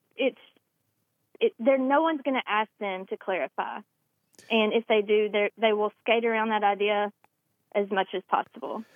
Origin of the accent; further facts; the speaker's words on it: Randolph County, Alabama, United States; this is super close to my hometown in Randolph County